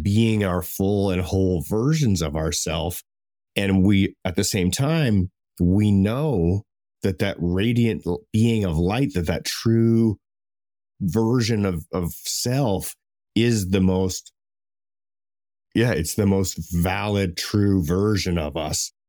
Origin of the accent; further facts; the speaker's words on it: Canada; I'm Canadian